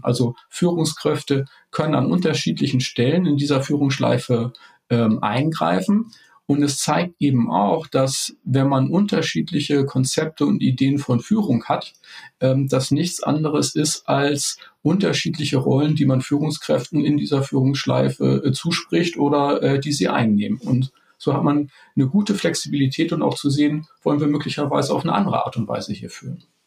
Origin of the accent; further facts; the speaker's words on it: Hamburg, Germany; ich komme aus Hamburg